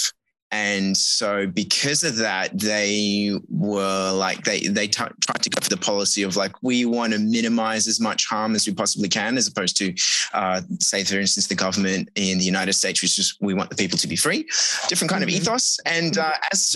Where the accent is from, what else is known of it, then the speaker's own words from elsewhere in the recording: Australia; now in Rotterdam, Netherlands; I'm originally Australian